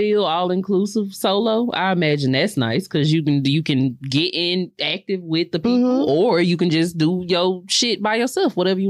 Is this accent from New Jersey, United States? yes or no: no; Houston, Texas, United States; I'm from Houston.